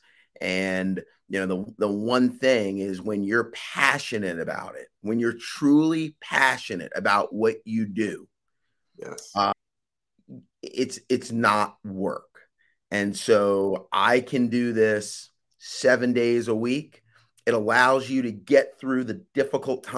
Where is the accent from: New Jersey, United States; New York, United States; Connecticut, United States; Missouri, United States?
New Jersey, United States; Willingboro; I am originally from Willingboro, New Jersey, a small town in New Jersey